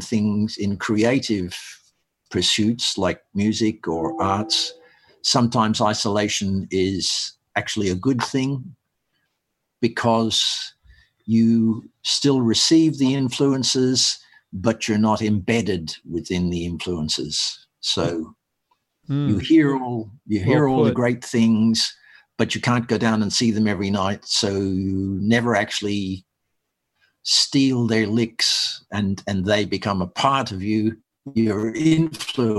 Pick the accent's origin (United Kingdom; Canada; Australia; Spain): Australia; Perth, Western Australia; also born or lived in Ireland; I grew up in Perth. We emigrated from Ireland to Perth when I was about 8.